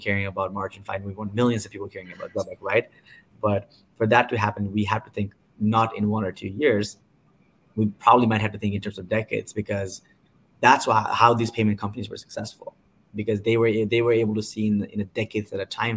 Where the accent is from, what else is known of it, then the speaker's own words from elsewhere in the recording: Nepal; moved away; I'm from Nepal